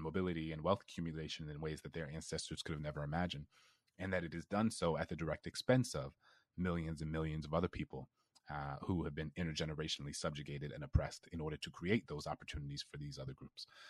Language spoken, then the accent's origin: English; New Orleans, Louisiana, United States; I grew up in New Orleans